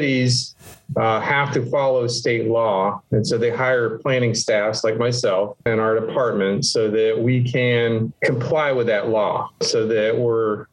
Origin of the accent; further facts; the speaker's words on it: Miami, Florida, United States; moved away; also born or lived in Texas; I am from Florida. I was born in Miami and grew up here